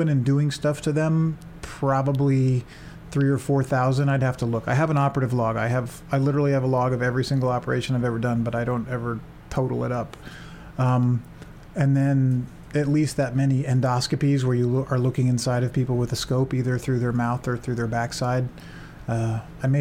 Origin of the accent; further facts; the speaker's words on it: San Francisco, California, United States; moved away as an adult; also born or lived in England / Seattle; I grew up in the San Francisco Bay Area